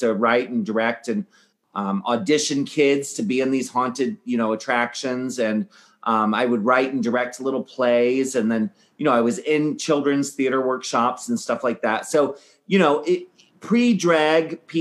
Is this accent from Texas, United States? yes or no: no; Annapolis, Maryland, United States; now in San Francisco, United States; I grew up in Annapolis, Maryland